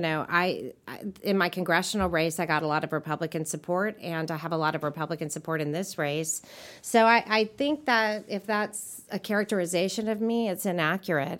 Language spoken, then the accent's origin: English; Nashville, Tennessee, United States; I grew up in Nashville